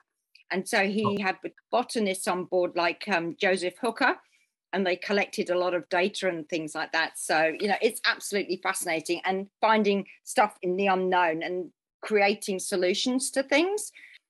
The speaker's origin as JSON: {"language": "English", "region": "England", "country": "United Kingdom", "moved": "yes", "said": "Here, I came from England as well, but in the south, nearly 20 years ago."}